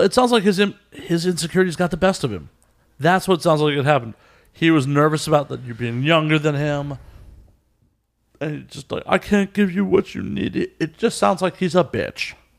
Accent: Chicago, Illinois, United States; From Chicago.

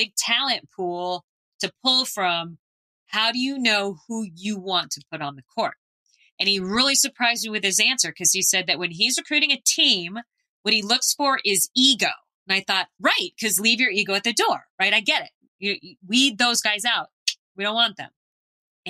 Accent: Phoenix, Arizona, United States; I grew up in Phoenix

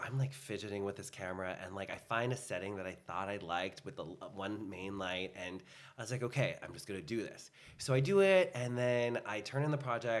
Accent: Philippines; I'm Filipino. It just comes with the, it's just with it. We love to karaoke dance.

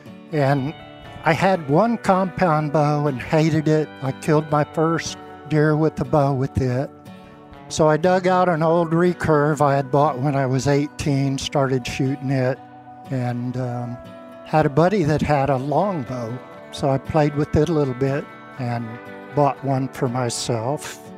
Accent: Indiana, United States; moved away as an adult; also born or lived in Chicago; now in Arkansas, United States; I came to Arkansas 42 years ago from Chicago, which is not where I grew up. I grew up in Indiana.

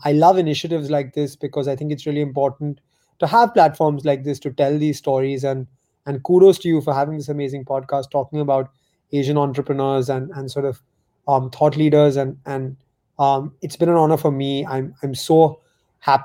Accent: India; first language Gujarati; English is a second language; My native language is Gujarati

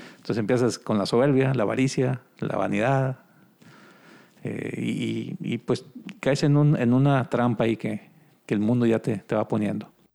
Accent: Cadereyta Jiménez, Nuevo León, Mexico; also born or lived in Monterrey / Ciudad Juárez, Chihuahua; Nosotros somos de Cadreita, Nuevo León. Está aquí una hora de aquí en Monterrey.

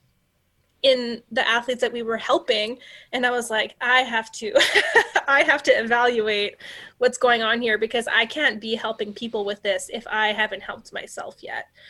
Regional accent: Canada; I'm a Canadian

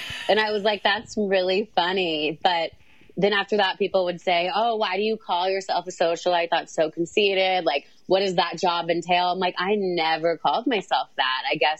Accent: Texas, United States; We're both from Texas.

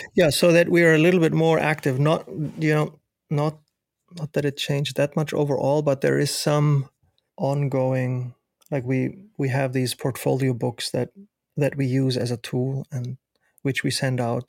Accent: Germany; moved away as an adult; now in United States; me growing up in Germany

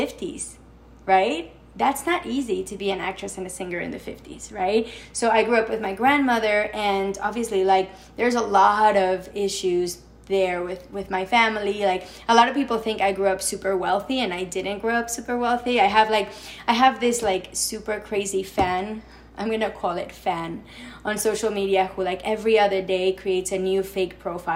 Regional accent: Mexico City, Mexico; moved away as an adult; now in New York City, United States; I grew up in Mexico

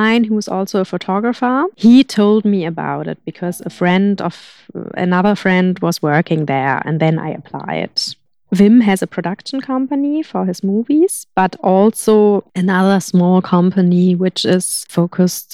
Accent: Hamburg, Germany; moved away; also born or lived in Berlin / Granada; I come from Hamburg, which is quite a big city. And then I lived in Berlin.

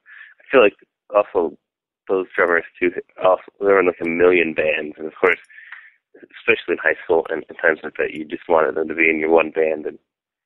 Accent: Fenton, Michigan, United States; also born or lived in Southfield; I was born in Southfield, Michigan, but I was raised in Fenton, Michigan, which is a relatively small town that when we were growing up, it had about like 10,000 people there.

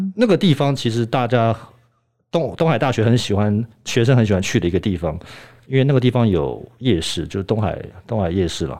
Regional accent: Germany; also born or lived in Leeds, United Kingdom; 我在德国长大

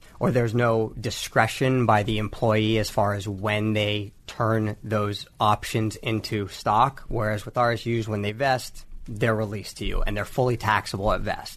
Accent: Bay Area, California, United States; I was born and raised in the Bay Area

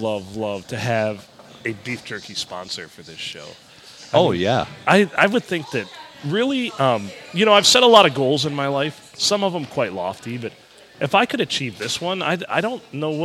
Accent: Michigan, United States; I grew up in Michigan

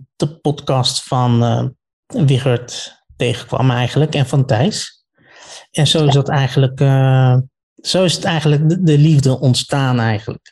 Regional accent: The Hague, South Holland, Netherlands; ik kom uit Den Haag

